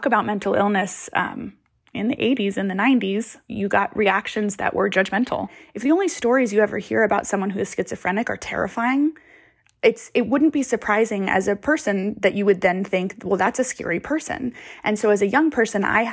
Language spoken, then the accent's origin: English; Kansas, United States; born or raised there; also born or lived in Costa Rica